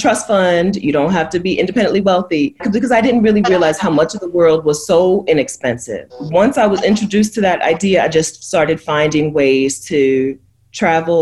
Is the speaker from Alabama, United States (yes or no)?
no; Delaware, United States; moved away as an adult; now in Mexico; I'm from Delaware